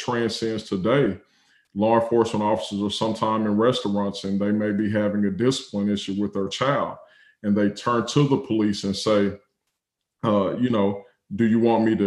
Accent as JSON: {"language": "English", "region": "Texas", "country": "United States", "tie": "born or raised there", "also_born_or_lived": "Oklahoma", "said": "growing up in Texas, growing up in the Bible Belt."}